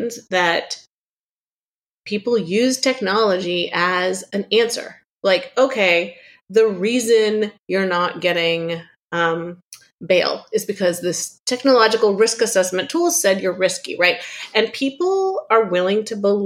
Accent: Palo Alto, California, United States; moved away as an adult; also born or lived in Chicago; I grew up in Silicon Valley in Palo Alto during sort of the personal computer revolution

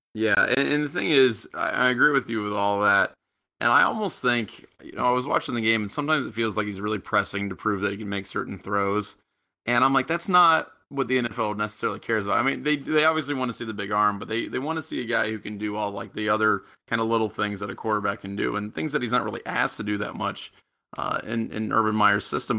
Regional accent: United States; also born or lived in Japan; I'm from America

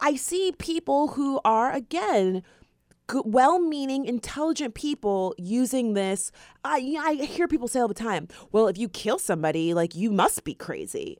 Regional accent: Florida, United States; we are from Florida

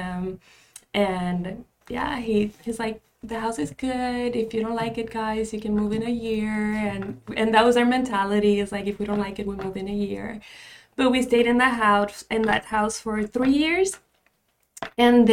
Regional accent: Puerto Rico; moved away as an adult; also born or lived in Rochester, New York; now in United States; But I was raised in Puerto Rico

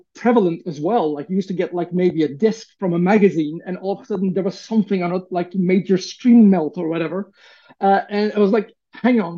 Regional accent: Turkey; growing up in Turkey in the 80s

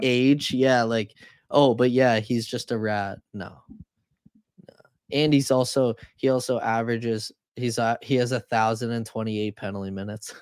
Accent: Canada; as a Canadian

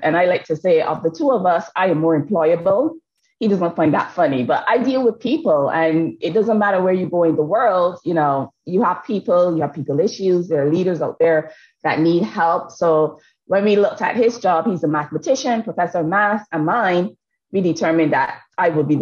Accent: Barbados; moved away; I've been born, educated, and nurtured in the lovely island of Barbados

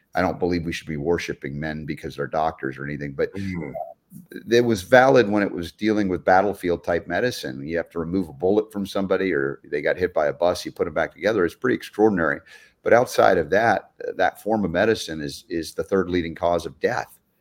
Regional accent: Georgia, United States; growing up in Georgia for 30 years

